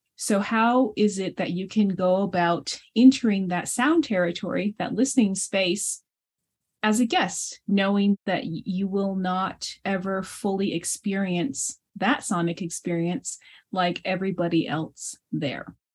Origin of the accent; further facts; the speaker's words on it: United States; first language Navajo; English is a second language; my native tongue in Navajo